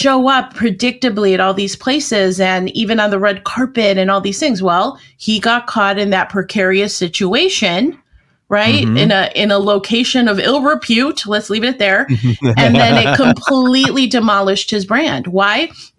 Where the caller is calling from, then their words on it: Arlington Heights, Illinois, United States; I'm just outside of Chicago, about a half hour outside.